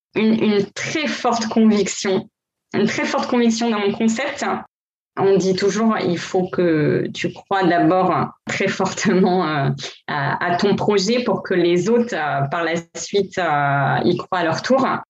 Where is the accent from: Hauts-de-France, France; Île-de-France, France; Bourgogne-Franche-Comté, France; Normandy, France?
Hauts-de-France, France; Gravelines; first language French; moved away as an adult; also born or lived in Lille / New York; now in Miami, United States; je suis originaire du Nord, je viens de Lille. Et voilà, j'ai grandi près de Dunkerque, Gravelines